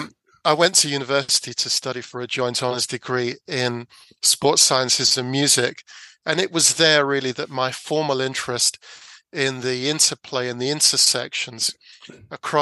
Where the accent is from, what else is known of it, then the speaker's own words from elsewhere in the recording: London, United Kingdom; I grew up in South London